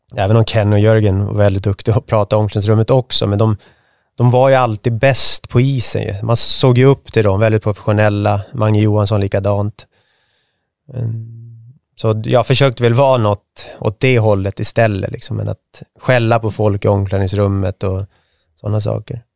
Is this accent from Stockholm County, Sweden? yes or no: yes; Märsta, Stockholm County, Sweden; also born or lived in Sigtuna; född och uppvuxen i Märsta, nu bor jag i Sigtuna